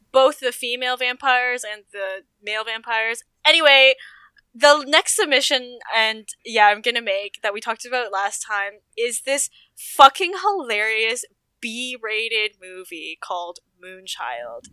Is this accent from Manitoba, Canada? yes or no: no; Toronto, Ontario, Canada; I am born and raised in Toronto, Canada.